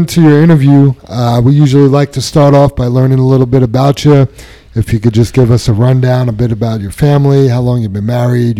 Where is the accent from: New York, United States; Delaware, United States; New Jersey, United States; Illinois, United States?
New York, United States; New York City; I grew up in Queens.